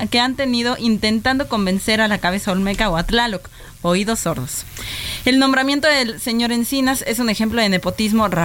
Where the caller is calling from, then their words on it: Tapachula, Chiapas, Mexico; Buenas tardes, soy un ciudadano de Tapachula, Chiapas, y la verdad es triste que estas pseudoorganizaciones detengan el avance y la seguridad en nuestro país.